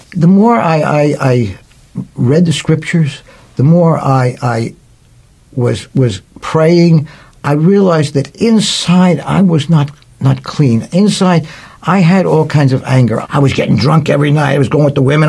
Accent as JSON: {"language": "English", "town": "Philadelphia", "region": "Pennsylvania", "country": "United States", "tie": "born or raised there", "said": "I grew up in Philadelphia in a Jewish neighborhood."}